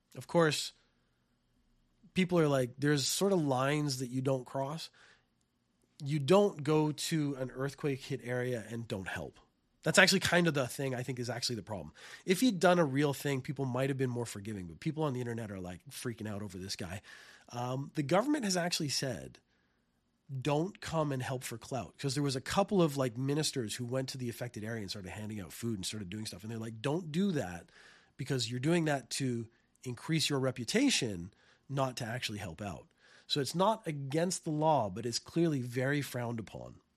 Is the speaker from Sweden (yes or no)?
no; Canada; now in Japan; I come from Canada